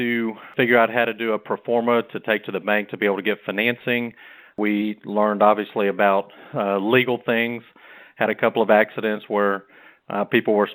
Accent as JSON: {"language": "English", "town": "Rockport", "region": "Texas", "country": "United States", "tie": "born or raised there", "said": "My brother and I grew up on the Texas coast in Rockport."}